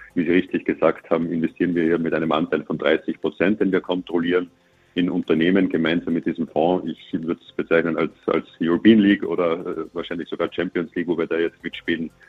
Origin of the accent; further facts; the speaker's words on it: Austria; Als Österreicher